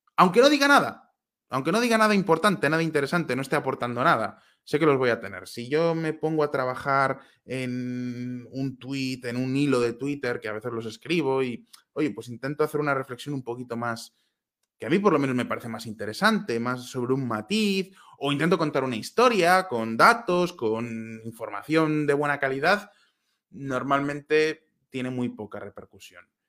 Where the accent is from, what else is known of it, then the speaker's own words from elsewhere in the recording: Valladolid, Castile and León, Spain; moved away as an adult; now in Prague, Czech Republic; no soy vasco, soy de Valladolid